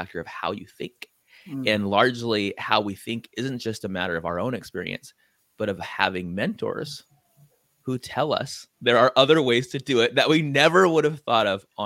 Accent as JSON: {"language": "English", "town": "San Diego", "region": "California", "country": "United States", "moved": "yes", "lives_now": "Hawaii, United States", "said": "And I'm from San Diego."}